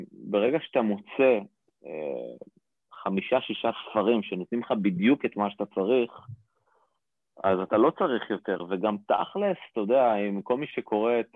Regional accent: Rishon LeZion, Central District, Israel; גדלתי בראשון לציון

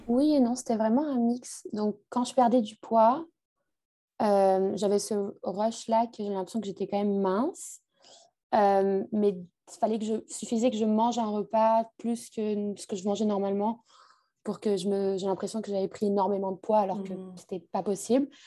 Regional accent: France; moved away as an adult; also born or lived in Montreal; je suis française

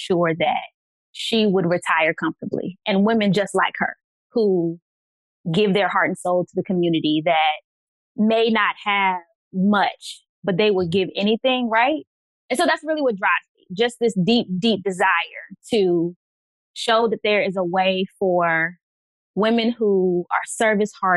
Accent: Virginia, United States; I am from Virginia

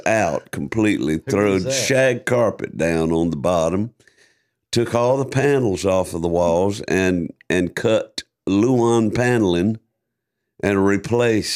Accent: South Georgia, United States; growing up in South Georgia

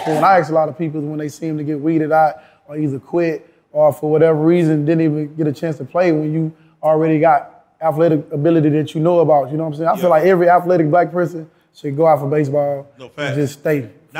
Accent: Houston, Texas, United States; I'm from Houston, Texas, born and raised. You know, spent my first 17 years right inside the hood, Fifth Ward, Harder Street, to be exact.

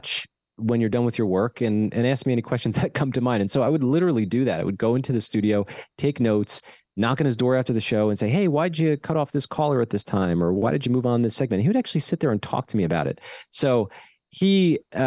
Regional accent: New Jersey, United States; when you grow up in the New York area

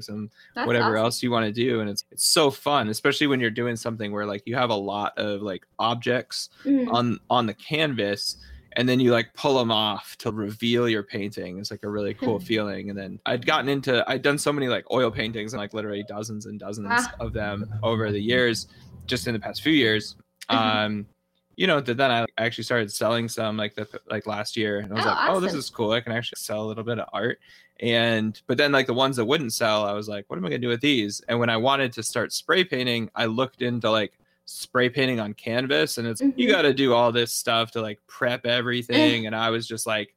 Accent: New England, United States; I grew up in the Northeast. There's just part of me growing up as an Italian in New England

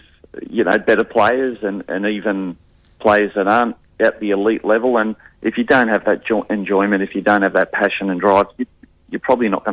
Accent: Newcastle, New South Wales, Australia; now in Western Australia, Australia; We're from Newcastle over near Sydney, and everybody grows up wanting to do schoolboys, schoolgirls.

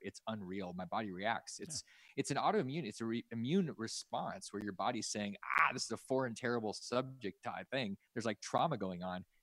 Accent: Alaska, United States; I grew up in Alaska

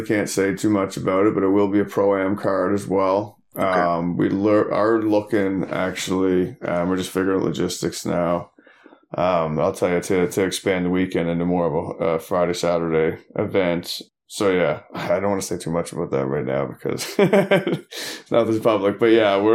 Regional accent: Newfoundland and Labrador, Canada; moved away; I'm from Newfoundland

